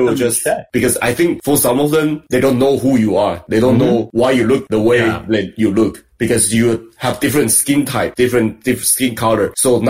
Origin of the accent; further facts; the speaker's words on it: Taiwan; English is a second language; also born or lived in Belize; now in United States; because I'm Asian, because I'm from Taiwan. I speak Taiwanese. I speak Chinese.